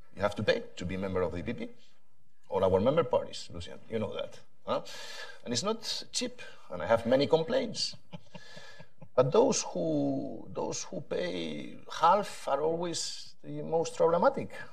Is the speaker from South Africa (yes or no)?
no; Spain; I come from Spain